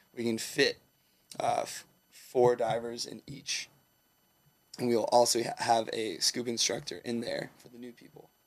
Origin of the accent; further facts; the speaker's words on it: Southern California, United States; also born or lived in Humboldt, California; I grew up in Southern California